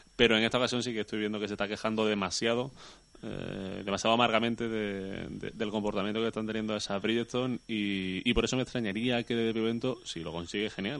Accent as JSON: {"language": "Spanish", "country": "Spain", "said": "nosotros como españoles"}